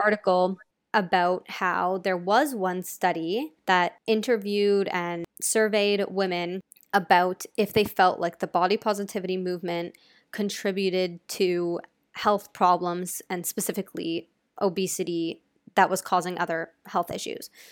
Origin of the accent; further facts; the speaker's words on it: United States; I'm American